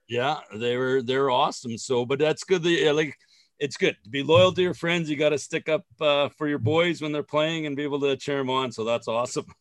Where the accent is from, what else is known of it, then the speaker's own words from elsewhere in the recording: Saskatchewan, Canada; I grew up here in Saskatchewan